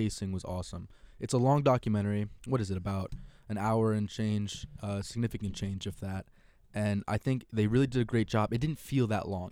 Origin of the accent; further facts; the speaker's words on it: Connecticut, United States; I'm from Connecticut